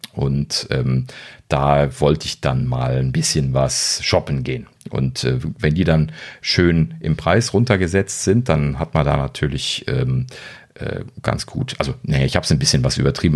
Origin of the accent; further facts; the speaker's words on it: Germany; Ich als Deutscher